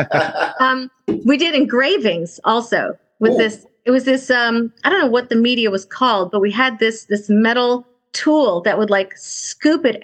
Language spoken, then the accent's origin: English; California, United States; grew up in California